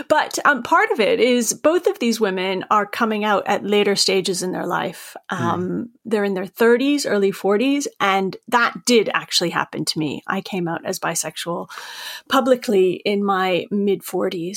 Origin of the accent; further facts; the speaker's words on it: Maine, United States; I, am from Maine, as you can tell from my accent.